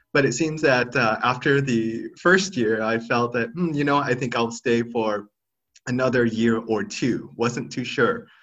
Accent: United States; moved away as an adult; now in Thailand; growing up as, as a, um, an Asian American in America

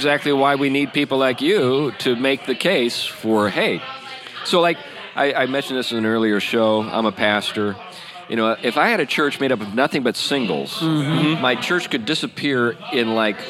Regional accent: Western Pennsylvania, United States; now in Battle Ground, United States; I'm from Western Pennsylvania, where like everybody was armed.

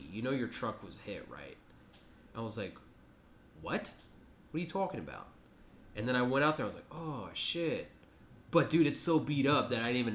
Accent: San Antonio, Texas, United States; San Antonio's home.

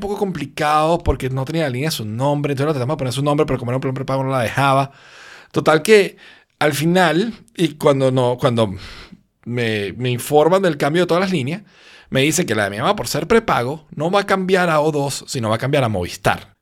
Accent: Venezuela; moved away as an adult; now in Spain; yo vengo de Venezuela, donde todo pasa

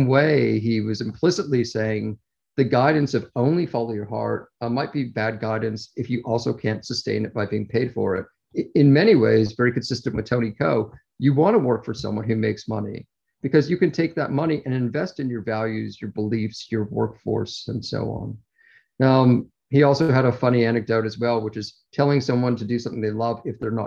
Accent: Toronto, Ontario, Canada; accent: Canadian; If I sound like I have a Canadian accent, it's because I do. I'm originally from Toronto.

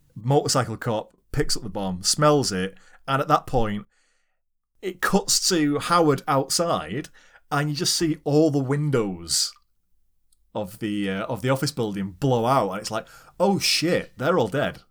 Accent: United Kingdom; we're British.

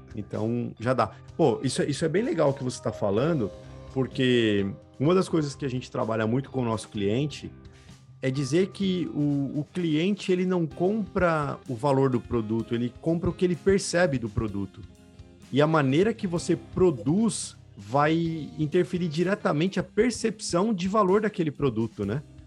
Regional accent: São Paulo, Brazil; Sou da Vila Maria

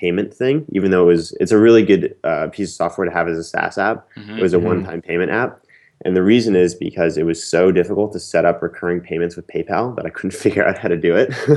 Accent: Princeton, New Jersey, United States; moved away as an adult; also born or lived in Philadelphia, Pennsylvania; now in New York City, United States; I grew up in Princeton, New Jersey

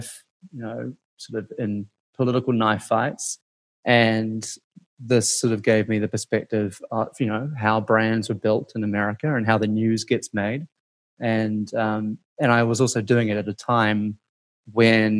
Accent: New Zealand; moved away as an adult; also born or lived in Washington, D.C.; now in United States; growing up in New Zealand

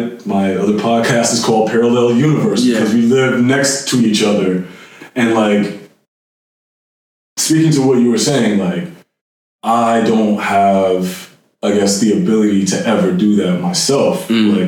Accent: New Jersey, United States; moved away; I'm black, but I'm also from New Jersey

